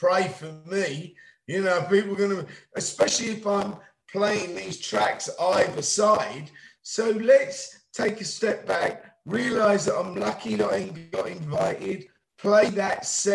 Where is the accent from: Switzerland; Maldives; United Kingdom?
United Kingdom; England; now in United States; I'm an English man living here